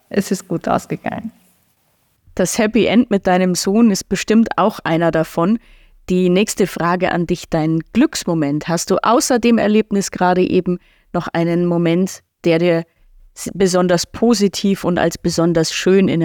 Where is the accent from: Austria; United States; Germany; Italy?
Austria; Graz, Styria; ich komme aus Graz bin ähm, ein bisschen über 50 Jahre alt jetzt